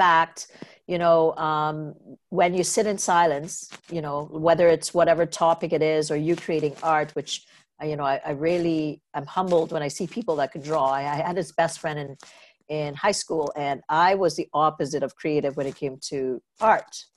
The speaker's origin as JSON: {"language": "English", "country": "Trinidad & Tobago", "tie": "born or raised there", "moved": "yes", "said": "I grew up in Trinidad Tobago"}